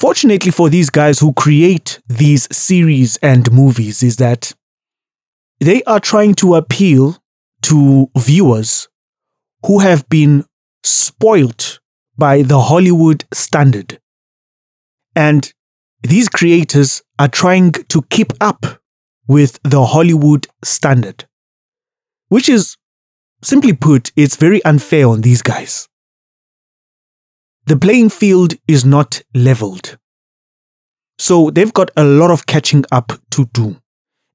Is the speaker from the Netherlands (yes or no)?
no; South Africa; as a South African